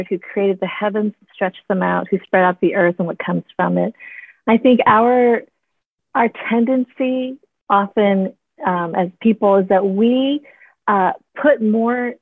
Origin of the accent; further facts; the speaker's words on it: Wisconsin, United States; I was born in Wisconsin